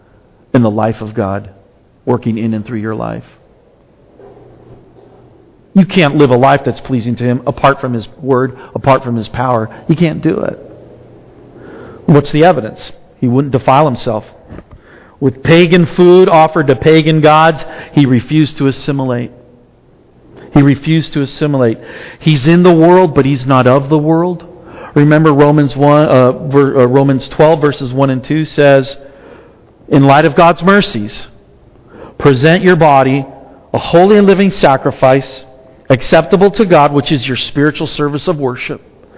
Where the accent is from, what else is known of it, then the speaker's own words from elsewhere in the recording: Argentina; now in United States; When we came from Argentina, we pretty much assimilated. I mean, I could still speak Spanish, but it was not what we spoke at home, really.